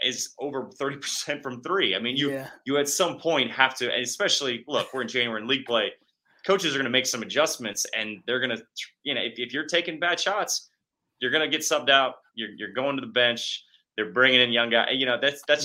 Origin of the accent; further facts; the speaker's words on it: Kansas City, United States; growing up in Kansas City